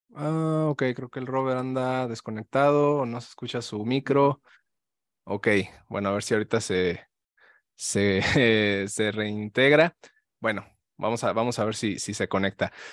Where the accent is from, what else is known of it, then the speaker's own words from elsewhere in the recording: León, Guanajuato, Mexico; yo soy de León, Guanajuato